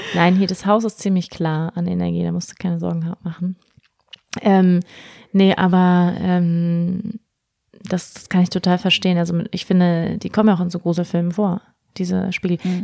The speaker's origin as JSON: {"language": "German", "region": "Schleswig-Holstein", "country": "Germany", "tie": "born or raised there", "also_born_or_lived": "Bali", "moved": "yes", "said": "Ich bin in Schleswig-Holstein aufgewachsen"}